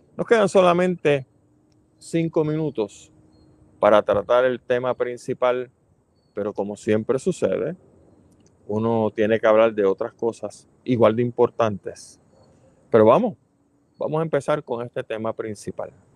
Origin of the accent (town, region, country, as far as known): Puerto Rico